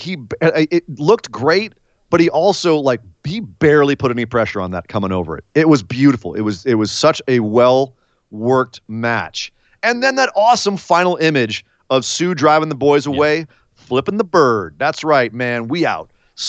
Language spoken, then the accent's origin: English; Oakland, California, United States; the Bay Area, right in my hometown.